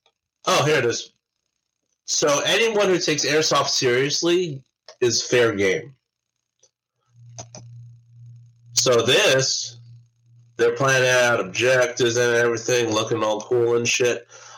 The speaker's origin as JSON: {"language": "English", "country": "United States", "said": "as an American"}